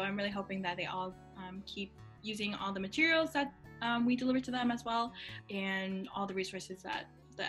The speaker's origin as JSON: {"language": "English", "town": "Boston", "region": "Massachusetts", "country": "United States", "tie": "born or raised there", "said": "Especially growing up in Chinatown"}